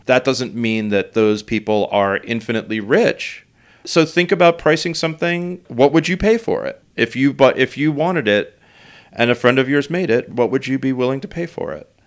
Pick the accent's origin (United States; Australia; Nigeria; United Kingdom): United States; New York; I grew up here in New York